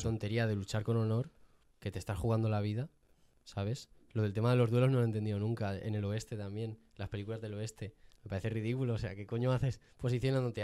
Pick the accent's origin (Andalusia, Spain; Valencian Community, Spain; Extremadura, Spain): Andalusia, Spain; Jaén; soy de Jaén